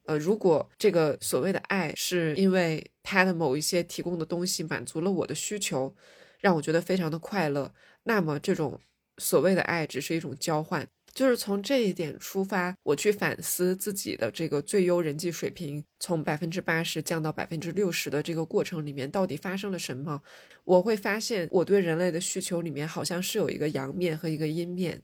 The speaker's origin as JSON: {"language": "Chinese", "region": "Northeast China", "country": "China", "tie": "born or raised there", "said": "我小时候在餐厅里面很难看到一个人吃饭，尤其是东北的菜份比较大"}